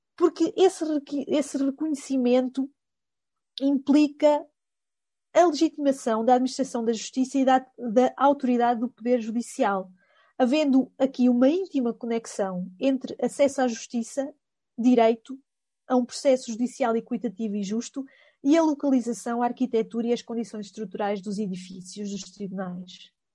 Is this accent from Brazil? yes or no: no; Coimbra, Centro, Portugal; accent: Coimbra; este meu sotaque eh, de Coimbra